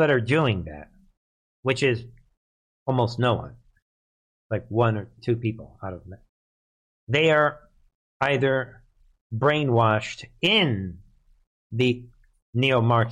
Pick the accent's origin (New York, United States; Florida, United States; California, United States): New York, United States; New York City; moved away; I'm from the Bronx, New York, originally